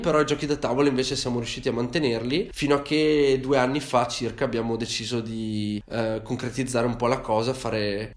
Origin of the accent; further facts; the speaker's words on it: Vicenza, Veneto, Italy; siamo di Vicenza, abitiamo tutti più o meno nella stessa, nella stessa città